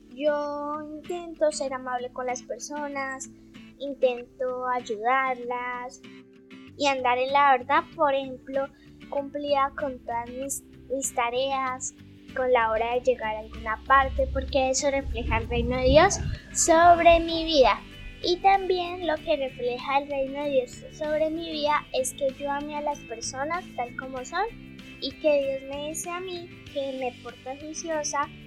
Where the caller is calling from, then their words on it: Pitalito, Huila, Colombia; Los visito desde acá de Pitalito Huila, que es la ciudad donde yo vivo.